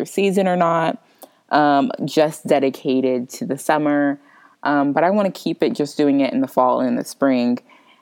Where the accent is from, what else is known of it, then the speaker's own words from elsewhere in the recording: Florida, United States; moved away; I'm originally from Florida